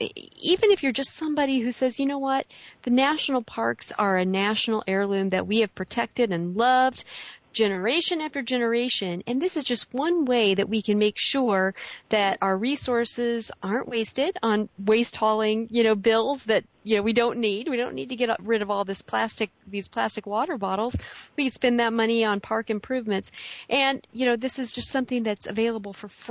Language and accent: English; Midwest, United States; moved away; I'm from the Midwest originally